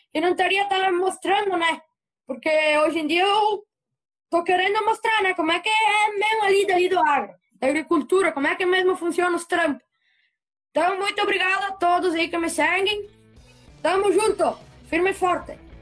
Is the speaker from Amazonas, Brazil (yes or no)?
no; Antônio Prado, Rio Grande do Sul, Brazil; accent: colono do sul; Sou de Antônio Prado, aqui perto de Caxias.